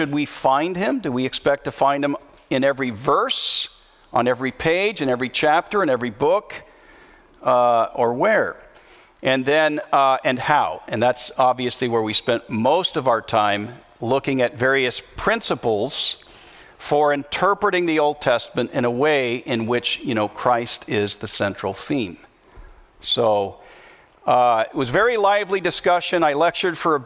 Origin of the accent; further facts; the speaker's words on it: United States; I'm an American